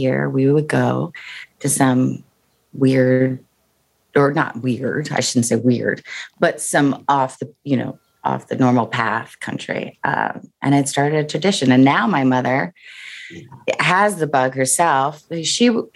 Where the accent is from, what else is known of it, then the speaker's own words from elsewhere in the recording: New Jersey, United States; I'm from Jersey